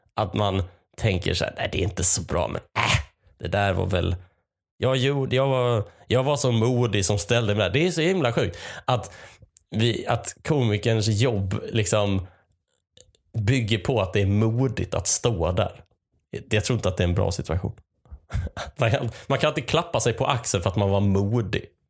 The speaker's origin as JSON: {"language": "Swedish", "town": "Malmö", "region": "Skåne", "country": "Sweden", "tie": "born or raised there", "also_born_or_lived": "Lund", "moved": "as an adult", "lives_now": "Gothenburg, Sweden", "said": "jag är uppvuxen i Malmö. Jag har pluggat i Lund, numera är jag bosatt i Göteborg."}